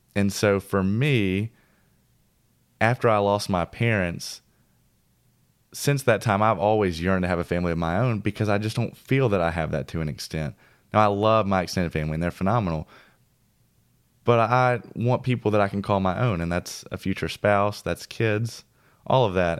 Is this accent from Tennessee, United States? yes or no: yes; Mount Juliet, Tennessee, United States; moved away; also born or lived in Old Hickory; my hometown where I grew up in Mount Juliet and Old Hickory